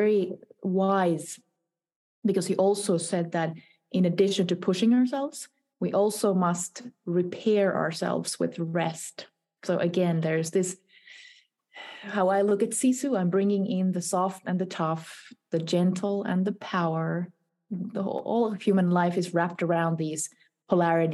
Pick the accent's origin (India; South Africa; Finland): Finland; also born or lived in Helsinki; Helsinki. So it's the capital of Finland, my native country.